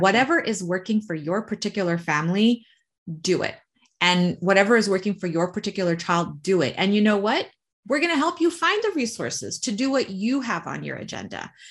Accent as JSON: {"language": "English", "country": "United States", "said": "we're American"}